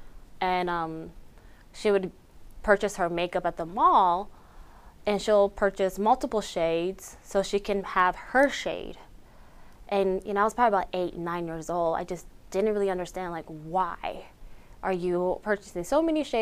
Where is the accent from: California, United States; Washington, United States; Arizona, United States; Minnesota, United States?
Arizona, United States; Beishpito; first language Navajo; I am from Beishpito, Arizona, located on the beautiful Navajo Nation, Dineh Nation